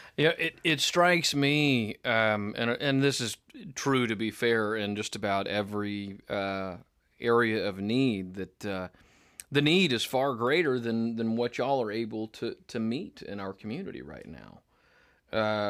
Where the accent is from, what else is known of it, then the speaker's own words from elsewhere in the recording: Tennessee, United States; now in Northwest Arkansas, United States; I'm a Tennessean